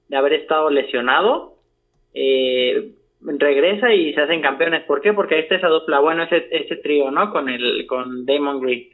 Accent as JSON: {"language": "Spanish", "country": "Mexico", "said": "como buen mexicano"}